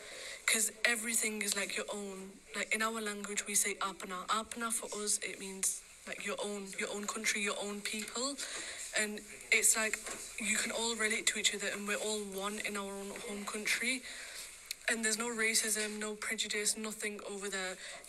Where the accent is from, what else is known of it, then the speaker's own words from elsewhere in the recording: England, United Kingdom; England will always be my home because I was born here and I was raised here and I grew up here. But Pakistan, my home country, where my mum's family is and some of my dad's family